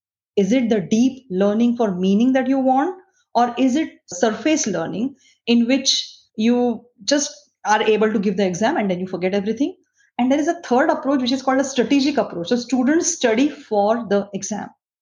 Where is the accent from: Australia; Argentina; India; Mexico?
India; moved away as an adult; I come from India. I used to do physiology research in India